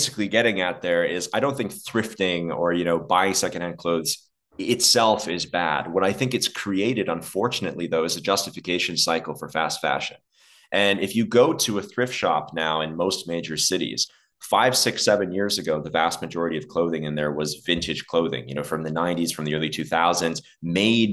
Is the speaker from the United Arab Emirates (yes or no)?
yes; Dubai, United Arab Emirates; moved away; also born or lived in Alberta, Canada; I grew up in the desert. And so I grew up in Dubai